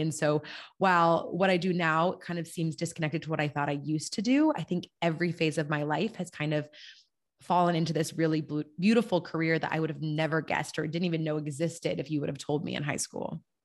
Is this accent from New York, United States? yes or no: no; California, United States; moved away as an adult; also born or lived in Germany / Kentucky; I was a Californian living in Europe